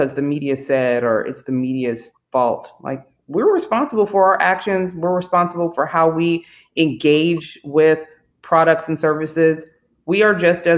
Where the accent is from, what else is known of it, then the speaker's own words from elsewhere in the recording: Bay Area, California, United States; I'm from the Bay Area. We're all multicultural and whatnot.